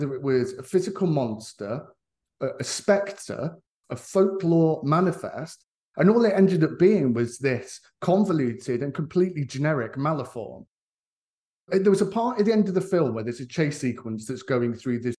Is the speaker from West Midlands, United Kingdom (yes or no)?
no; Leicester, East Midlands, United Kingdom; my personal experience of growing up in Leicester